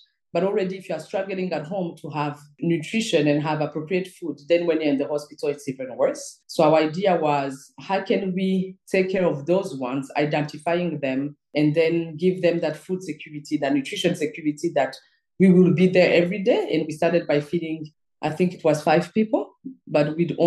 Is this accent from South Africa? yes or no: no; Rwanda; also born or lived in Belgium; from Rwanda